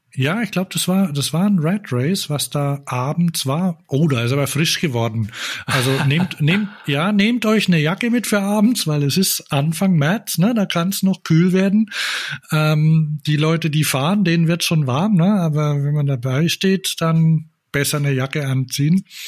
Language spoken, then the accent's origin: German; Bamberg, Bavaria, Germany; wir sind da geboren in Bamberg.